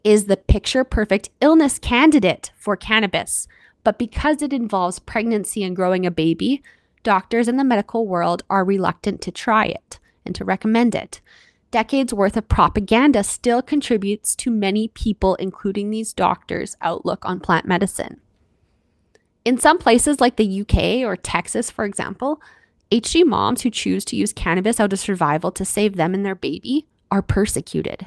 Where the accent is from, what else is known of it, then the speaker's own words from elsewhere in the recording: Canada; I'm your Canadian host